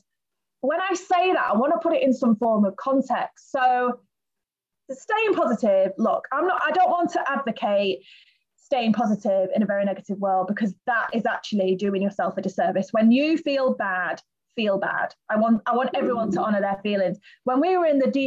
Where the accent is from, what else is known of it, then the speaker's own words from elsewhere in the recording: United Kingdom; moved away as an adult; now in Gran Canaria, Spain; I'm from Britain